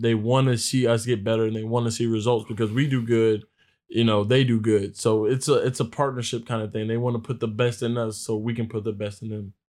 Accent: Virginia, United States; moved away as an adult; now in East Lansing, United States; I'm from Virginia

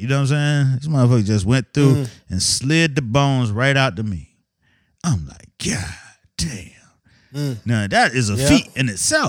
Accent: Miami, Florida, United States; I grew up in Miami in the 70s and 80s. As probably the only Muslim in my neighborhood that I knew.

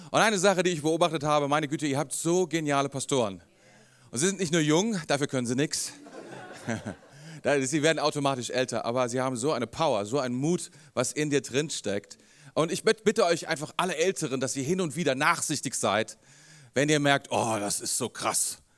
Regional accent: Rendsburg, Schleswig-Holstein, Germany; born there; Ich bin geboren in Rheinland, ich bin geboren in Rendsburg. Für einen Rendsburger ist das hier Italien.

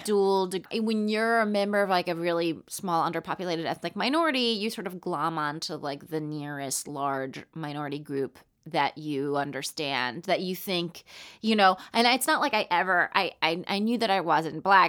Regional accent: Palm Springs, California, United States; also born or lived in Roanoke, Virginia; I grew up in Palm Springs, California

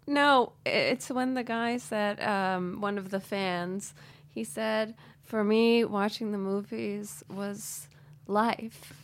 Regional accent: United States; growing up in America

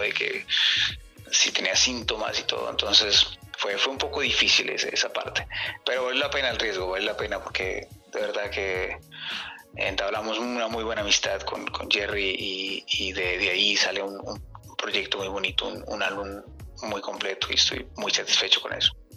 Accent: Colombia; now in Canada; saliendo de, Colombia, ¿no? recordando eh, mi tierra

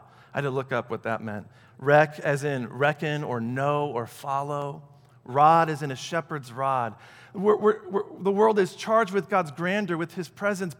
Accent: Michigan, United States; And we're going from Michigan, where I grew up, back to Aurora to plant the church that fall.

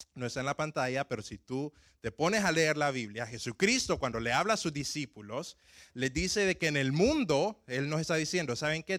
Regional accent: Tegucigalpa, Francisco Morazán, Honduras; moved away; cuando yo iba empezando a manejar en mi ciudad natal, me acuerdo de que la, edad para poder manejar donde, eh, donde yo nací en Tegucigalpa es de 18 años

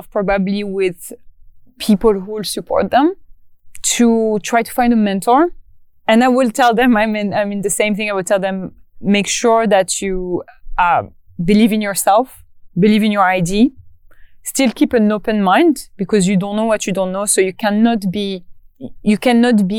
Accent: Morocco; moved away; my hometown in Morocco

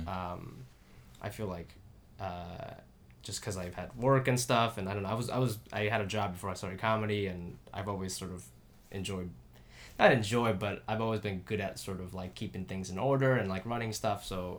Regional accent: Japan; moved away; also born or lived in Singapore / Columbus, United States; I'm from Japan originally. And then I moved out. I like moved around a lot. Like, so in 96 to 97, I lived in Singapore for a year. And then I moved back to Japan, and then I moved to Columbus, Ohio

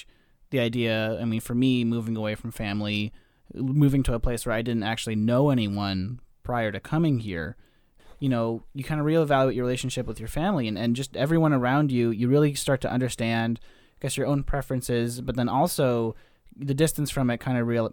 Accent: Colorado, United States; moved away as an adult; now in Oregon, United States; From cool Colorado

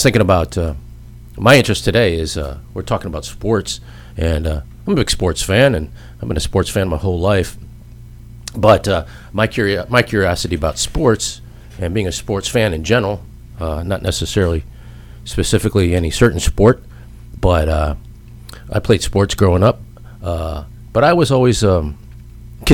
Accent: Royal Oak, Michigan, United States; moved away; also born or lived in New Hampshire; I grew up in Detroit, or Royal Oak, outside of Detroit

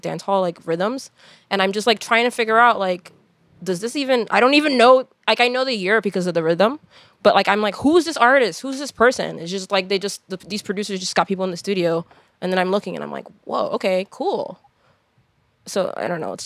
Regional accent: Hudson County, New Jersey, United States; I'm from Hudson County

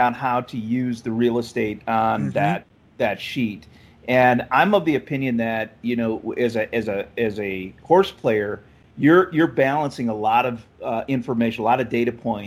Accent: Minnesota, United States; moved away as an adult; now in Texas, United States; I'm from Minnesota originally

